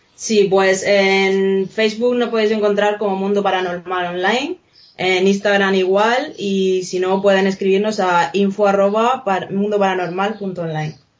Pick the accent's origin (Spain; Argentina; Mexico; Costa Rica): Spain; Region of Murcia; Nosotros es que somos precisamente de Murcia, entonces lo tenemos bastante cerca.